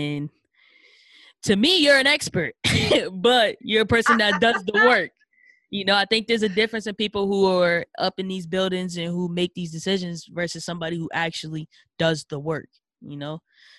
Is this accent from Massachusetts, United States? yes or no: yes; Boston, Massachusetts, United States; because of where I live, you know, born and raised in Dorchester.